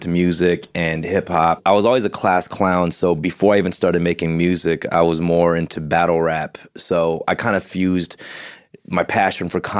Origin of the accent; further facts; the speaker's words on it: Argentina; now in Los Angeles, United States; she actually speaks because we're from Argentina